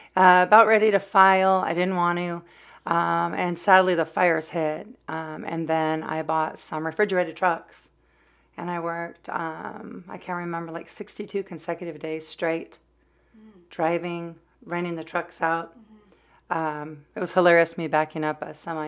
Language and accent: English; California, United States; now in Oregon, United States; I'm a Californian, uh, now in Oregon